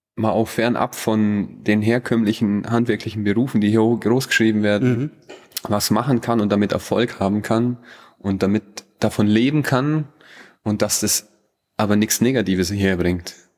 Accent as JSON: {"language": "German", "town": "Bad Hindelang", "region": "Bavaria", "country": "Germany", "tie": "born or raised there", "accent": "Allgäuer", "said": "ich aber hier geboren bin. Also ich bin mit dem Dialekt aufgewachsen, ich schwätze an Dialekt, den Allgäuer"}